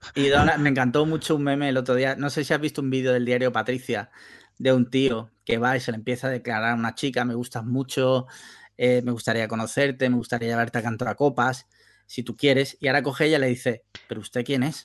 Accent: Andalusia, Spain; soy andaluz

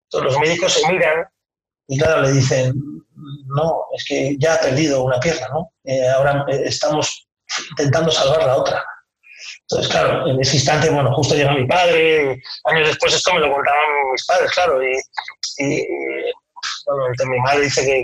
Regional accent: San Sebastián, Basque Country, Spain; now in Madrid, Spain; por la Concha, en San Sebastián, que era donde yo nací

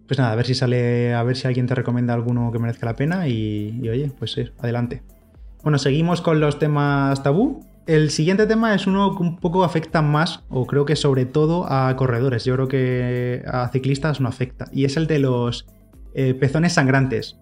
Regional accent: Orihuela, Valencian Community, Spain; la media maratón de Orihuela, que estoy por allí, por mi pueblo

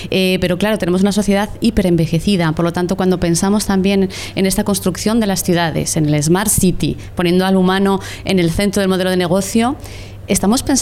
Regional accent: Spain; una sociedad como la española, en concreto la española, que como bien sabéis es la sociedad, es el país más viejo del mundo, ya lideramos el ranking

